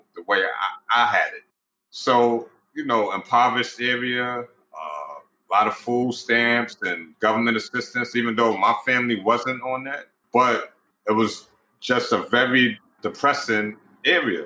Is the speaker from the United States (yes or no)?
yes; New York City, New York, United States; I grew up in Pink Houses Projects and Brownsville Projects